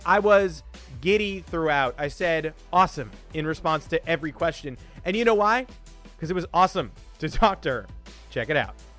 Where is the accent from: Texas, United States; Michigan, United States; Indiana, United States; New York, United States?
New York, United States; I'm a New Yorker